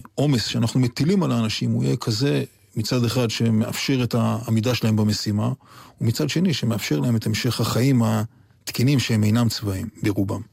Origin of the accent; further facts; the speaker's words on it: Yotvata, Southern District, Israel; also born or lived in La Jolla, San Diego, United States; באמת שם גדלתי. ארץ נוף מולדתי זה יוטבתא והערבה, ולא להויה, ששם באמת הגחתי לאוויר העולם